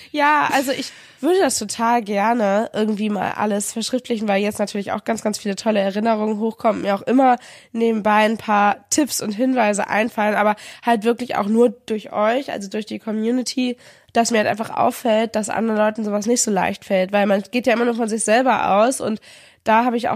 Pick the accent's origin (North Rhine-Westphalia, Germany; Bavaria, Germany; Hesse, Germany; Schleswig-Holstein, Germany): Schleswig-Holstein, Germany; Kiel; Und 2016 im August bin ich dann mit ihm gemeinsam aus verschiedenen Gründen zurück in meine Heimatstadt nach Kiel gezogen.